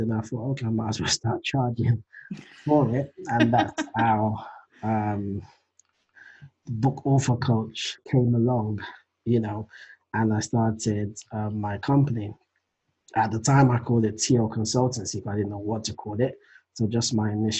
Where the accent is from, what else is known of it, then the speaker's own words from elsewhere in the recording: London, United Kingdom; also born or lived in Nigeria; I was born in London, raised in Nigeria for just a few years, and came back to London and been in London ever since. So yeah, from the UK.